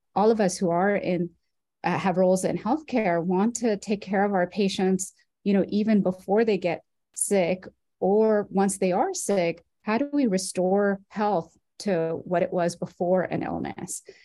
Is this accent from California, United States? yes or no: yes; Orange County, California, United States; I'm from Orange County, California. I grew up uh, in this in the county that I'm now working